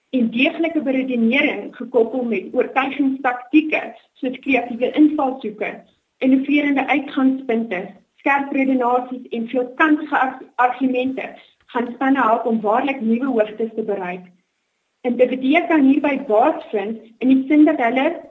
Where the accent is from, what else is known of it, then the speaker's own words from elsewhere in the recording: Johannesburg, Gauteng, South Africa; oorspronklik van af die Wesrand